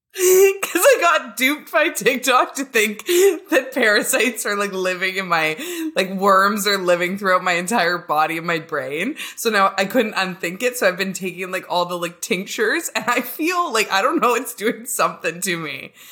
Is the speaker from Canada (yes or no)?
yes; Canada; I'm a lesbian from Canada